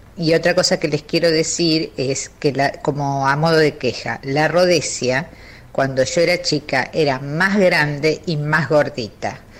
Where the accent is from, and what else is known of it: Buenos Aires, Argentina; born or raised there; also born or lived in Hernandarias, Entre Ríos